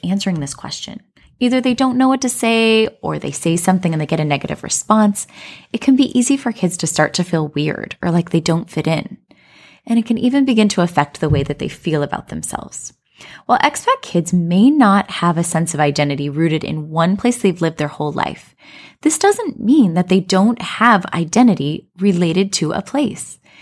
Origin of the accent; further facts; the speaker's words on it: Colorado, United States; moved away as an adult; now in China; I grew up in Colorado, but we currently live in China